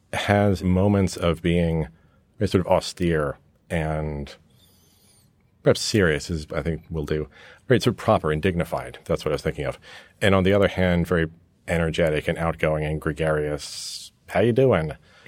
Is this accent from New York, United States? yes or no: yes; New York, United States; also born or lived in England; between growing up in New York with an American father and a British mother and spending lots of time back in England, I grew up in this hybrid environment.